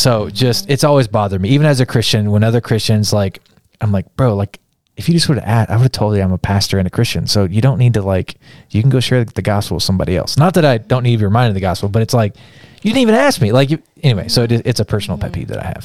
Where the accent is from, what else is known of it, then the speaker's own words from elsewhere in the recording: Kansas, United States; I'm from a small town in Kansas.